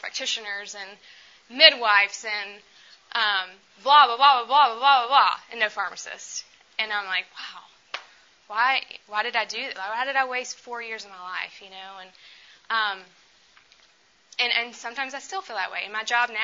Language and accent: English; Chattanooga, Tennessee, United States; moved away as an adult; also born or lived in Charlottesville, Virginia; I was born and raised in Chattanooga, Tennessee